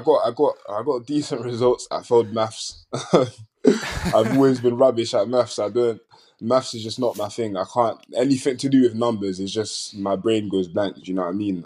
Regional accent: London, United Kingdom; I'm from South London

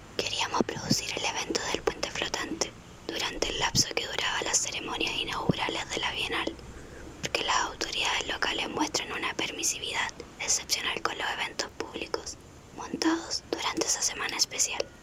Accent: Cuba; Yo soy cubana, soy la curadora

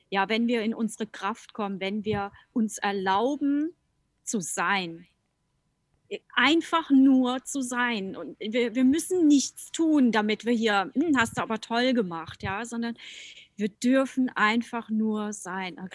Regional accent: Rhineland-Palatinate, Germany; Äh, ich komme ja aus der Pfalz und ich liebe die Pfalz.

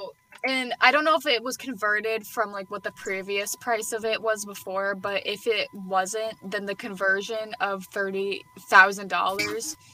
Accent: Massachusetts, United States; we're from Massachusetts

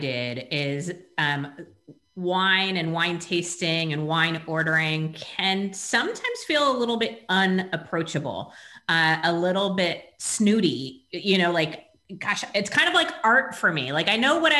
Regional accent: California, United States; I grew up in California

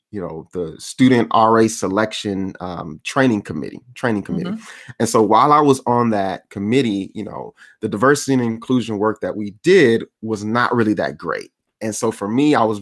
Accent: Miami, Florida, United States; I'm originally from Florida, Miami, Florida

